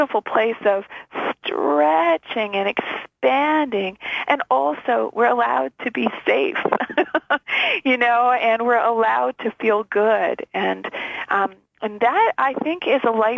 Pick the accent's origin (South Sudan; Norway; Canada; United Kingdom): Canada; being Canadian